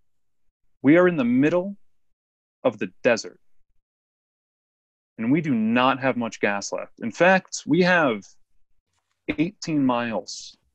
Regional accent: New York, United States; as a New Yorker

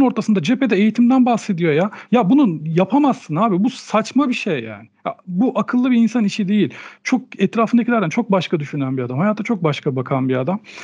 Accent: Turkey; Bu ülkede doğdum, bu ülkenin kültürüyle büyüdüm.

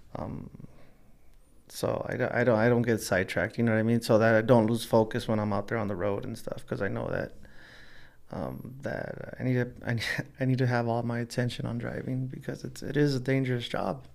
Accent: Los Angeles, California, United States; also born or lived in South Gate, California; We grew up poor in East L A, and then, you know, we moved out, uh, to Southgate

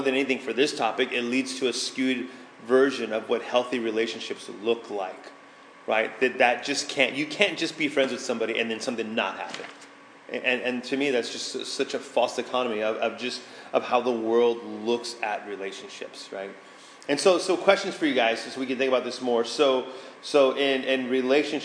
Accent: San Antonio, Texas, United States; moved away; I grew up in San Antonio, Texas.

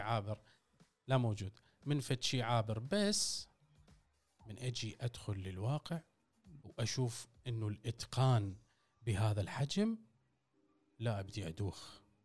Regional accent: Iraq; أنا عراقي أسولف على العراقي

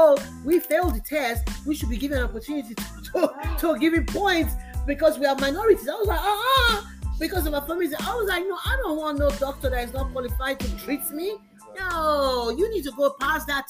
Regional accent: Nigeria; now in United States; I grew up in Nigeria

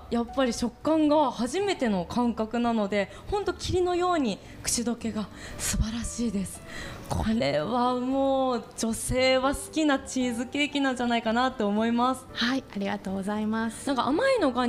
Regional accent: Sapporo, Hokkaido, Japan; 札幌出身なんですね、はい、あ同じです

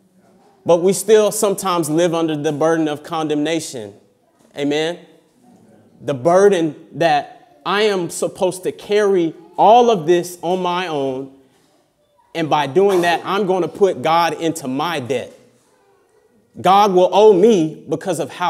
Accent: United States; moved away; I come from America.

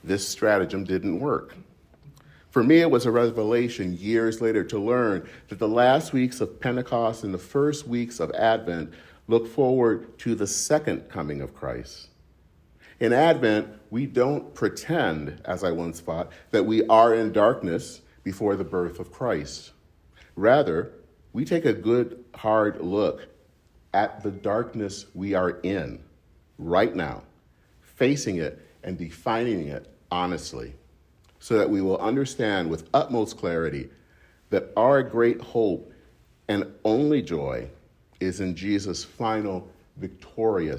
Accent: southeastern Michigan, United States; All around southeastern Michigan, where I'm from

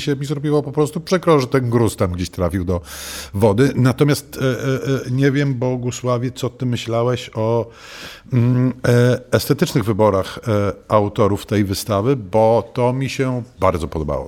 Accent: Warsaw, Masovian Voivodeship, Poland; ja też jestem warszawiakiem z urodzenia

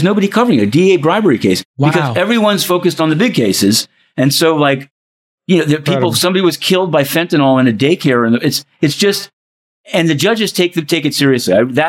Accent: New York City, New York, United States; I'm a Bronxite

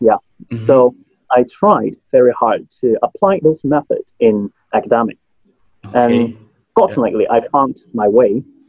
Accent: Hong Kong; first language Cantonese; English is a second language; my mother language is Cantonese. We can speak Cantonese, Mandarin, and also English in Hong Kong.

